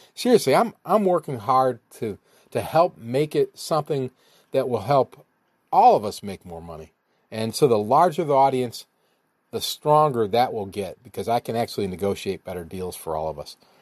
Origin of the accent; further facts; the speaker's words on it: Ohio, United States; Nick and I grew up together in Ohio